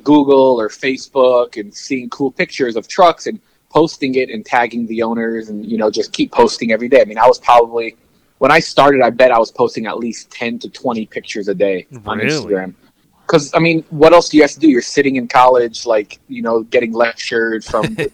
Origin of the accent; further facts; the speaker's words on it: Miami, Florida, United States; also born or lived in New York; my parents moved to Miami when I was five. So I was pretty much raised in Miami.